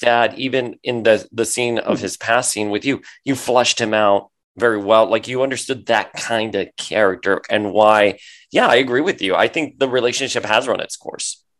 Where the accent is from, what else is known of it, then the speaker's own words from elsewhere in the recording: Miami, Florida, United States; I grew up in Miami